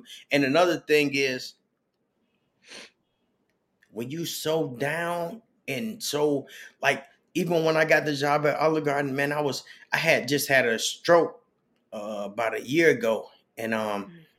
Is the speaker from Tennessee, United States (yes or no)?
no; Chicago, Illinois, United States; when I grew up in Chicago in the projects